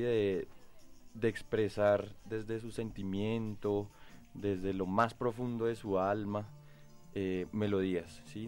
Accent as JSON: {"language": "Spanish", "country": "Colombia", "said": "como colombianos"}